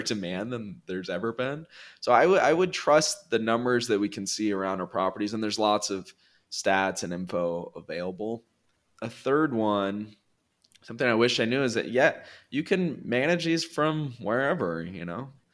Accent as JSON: {"language": "English", "region": "California", "country": "United States", "moved": "as an adult", "lives_now": "Colombia", "said": "I'm from California originally."}